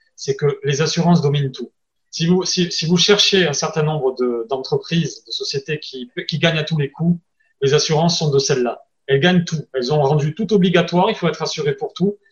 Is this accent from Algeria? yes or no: no; France; accent: French; avec mon accent français